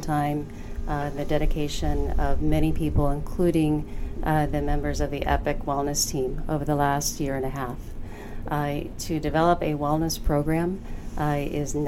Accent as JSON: {"language": "English", "region": "Florida", "country": "United States", "tie": "born or raised there", "moved": "yes", "lives_now": "Michigan, United States", "said": "Born and raised in Florida"}